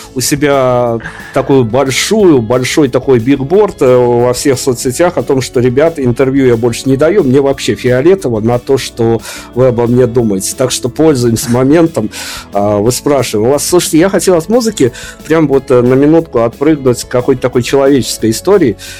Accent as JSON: {"language": "Russian", "country": "Belarus", "said": "мне из Беларуси"}